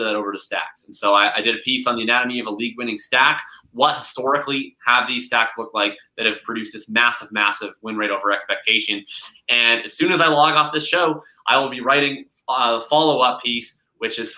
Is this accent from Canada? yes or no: yes; Canada; I'm Canadian